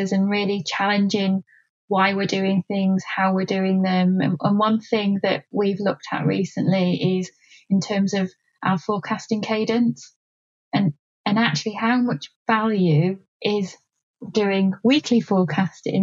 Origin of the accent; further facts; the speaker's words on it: Yorkshire and the Humber, United Kingdom; I'm a Yorkshire girl